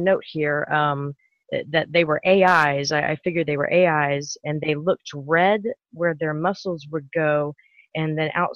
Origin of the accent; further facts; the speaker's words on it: Houston, Texas, United States; I'm from Houston, Texas